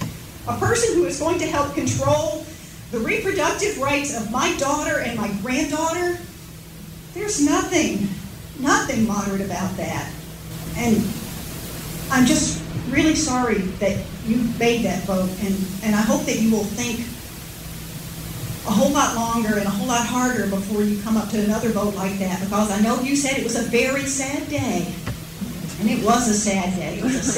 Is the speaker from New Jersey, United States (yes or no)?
no; Bar Harbor, Maine, United States; I'm from Bar Harbor